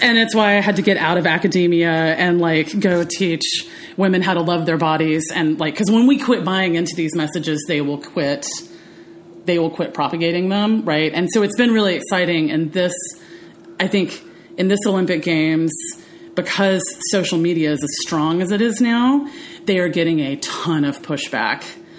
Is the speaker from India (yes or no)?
yes; India; accent: American; American English without an accent, because I am Indian